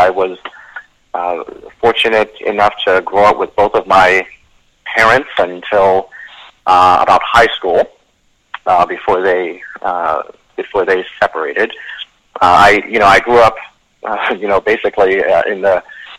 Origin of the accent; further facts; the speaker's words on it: Baltimore, Maryland, United States; In sort of the east side of Baltimore